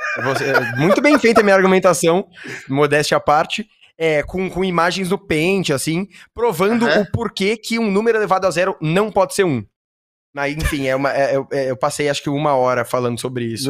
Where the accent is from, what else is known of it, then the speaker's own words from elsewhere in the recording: São Paulo, Brazil; eu sou nascido e, e morei a minha vida inteira em São Paulo